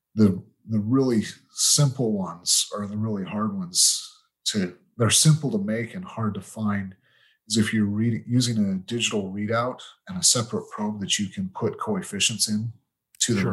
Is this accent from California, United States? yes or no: no; Utah, United States; moved away as an adult; also born or lived in United Kingdom; that's where I grew up. So I'm originally from Utah.